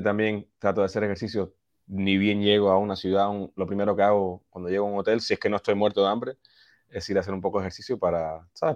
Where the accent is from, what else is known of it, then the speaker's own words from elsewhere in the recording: Boston, Massachusetts, United States; now in New York, United States; Yo nací acá, en, Boston, o sea, hace cerca de las afueras de la ciudad